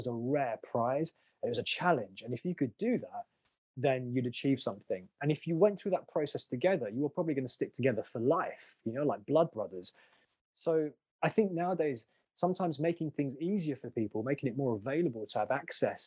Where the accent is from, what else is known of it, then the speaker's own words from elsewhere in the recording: London, United Kingdom; I was like born, bred, based in London.